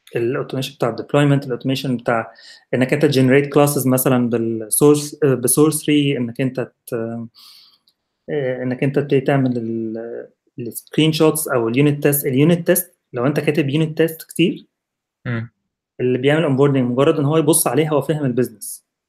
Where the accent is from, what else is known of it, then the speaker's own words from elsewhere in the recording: Egypt; moved away; كواحد مصري